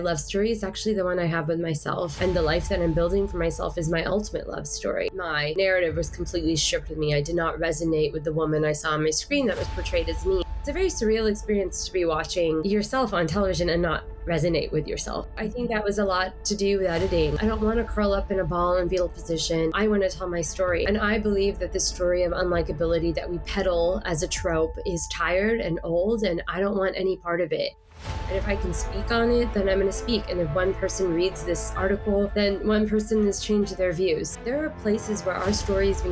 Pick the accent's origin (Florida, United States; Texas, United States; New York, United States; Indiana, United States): Texas, United States; Houston; accent: Texas drawl; also born or lived in London / Dubai; I was born in London and grew up in Dubai as a child, and then I moved to the States when I was about 8. I've lived in Houston, Texas, mainly since then. So I've got a little bit of the Texas draw, a little bit of y'all